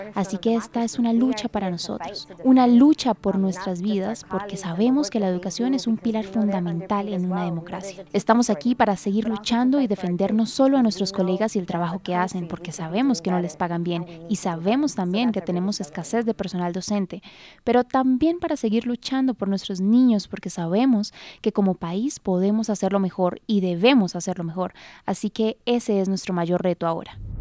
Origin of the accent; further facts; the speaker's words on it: Miami, Florida, United States; vivo en Miami, Florida. Soy primera generación nacida en Estados Unidos. Mis padres llegaron a Estados Unidos de Honduras